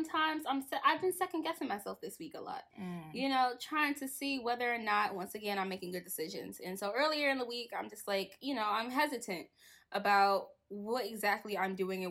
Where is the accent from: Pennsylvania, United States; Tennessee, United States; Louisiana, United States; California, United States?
Pennsylvania, United States; Philadelphia; from the city of brotherly love and sisterly affection